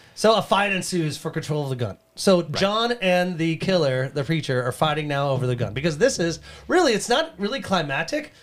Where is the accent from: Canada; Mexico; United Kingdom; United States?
Canada; I'm from Canada